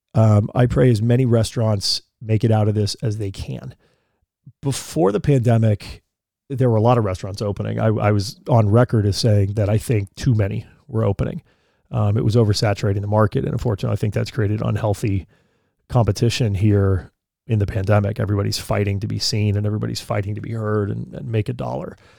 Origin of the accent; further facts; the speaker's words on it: Colorado, United States; moved away; I spent a lot of my years growing up in Colorado